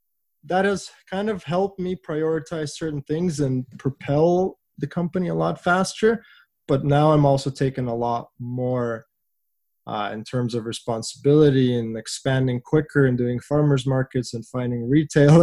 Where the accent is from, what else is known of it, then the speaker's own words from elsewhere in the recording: Vancouver, British Columbia, Canada; Vancouver is my hometown, so it's super rewarding being able to offer our coffee in the city that I grew up